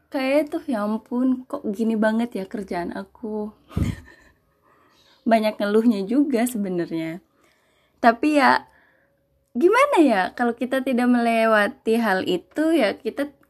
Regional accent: West Java, Indonesia; first language Sundanese; now in Yogyakarta, Indonesia; karena aku bukan dari Jogja sendiri aku asli Jawa Barat notabene bahasa Sunda ketika aku hidup di Jogja ini

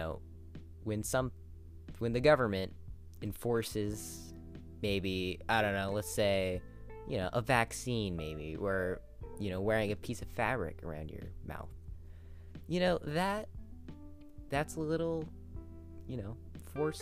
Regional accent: United States

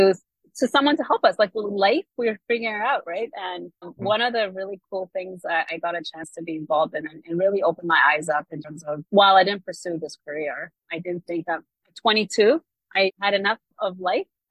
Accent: Kenya; I am Kenyan

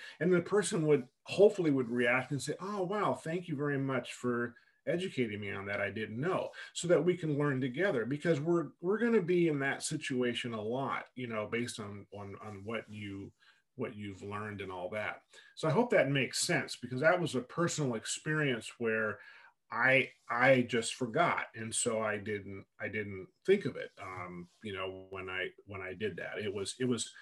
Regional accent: United States; I'm an American, so I don't know how to speak Arabic

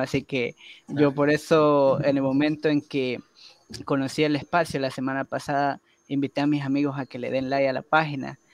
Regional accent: Ecuador; yo asumo una nacionalidad por haber nacido de este lado del río, ¿no? y los otros asumen otra nacionalidad por haber nacido del otro lado del río. Así que yo soy ecuatoriano

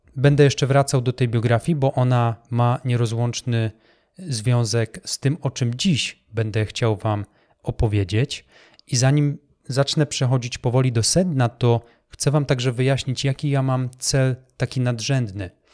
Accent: Poland; also born or lived in Wrocław; Ja także byłem jednym z tych chłopaków, który e, w szerokich spodniach, wyglądających jak worki po ziemniakach, przemierzał polskie blokowiska

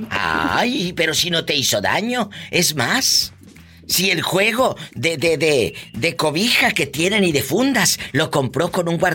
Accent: Guanajuato, Mexico; now in Greensboro, United States; De Guanajuato, viva.

